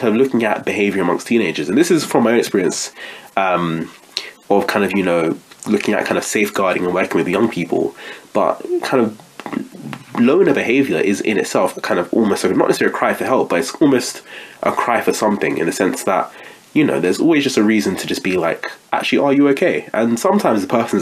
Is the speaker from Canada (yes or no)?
no; United Kingdom; as a black British person in the UK